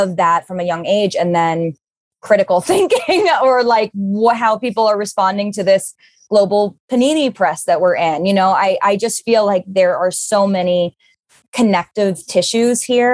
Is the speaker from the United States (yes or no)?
yes; New York City, New York, United States; I grew up in New York City